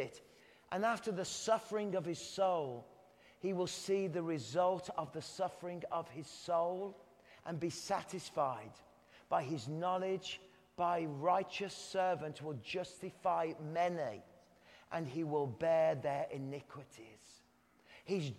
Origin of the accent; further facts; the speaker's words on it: England, United Kingdom; I'm English